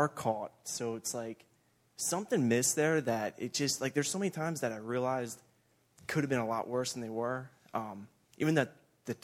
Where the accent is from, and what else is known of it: Myerstown, Pennsylvania, United States